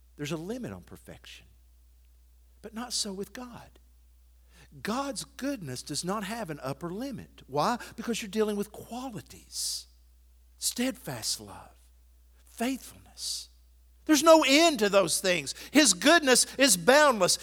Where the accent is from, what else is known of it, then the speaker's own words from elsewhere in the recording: Athens, United States; moved away; my hometown of Athens